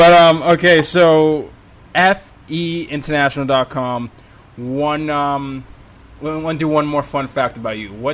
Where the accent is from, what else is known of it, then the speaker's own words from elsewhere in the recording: Nigeria; I'm Nigerian